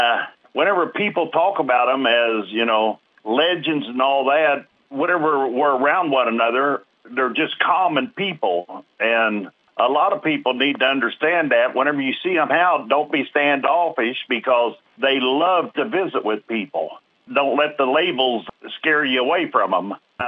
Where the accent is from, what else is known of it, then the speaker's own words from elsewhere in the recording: Sedalia, Missouri, United States; I'm from Sedalia, Missouri